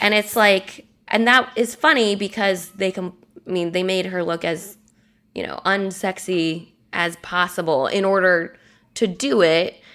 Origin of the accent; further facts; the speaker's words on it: United States; Americans, we probably don't even realize how much violence we're seeing every day because it's just something we've grown up with at this point.